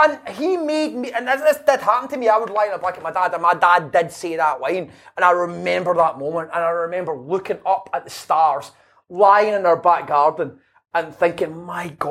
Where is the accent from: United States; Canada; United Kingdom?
United Kingdom; Glasgow, Scotland; also born or lived in Airdrie; I grew up in East End of Glasgow, but I moved to Airdrie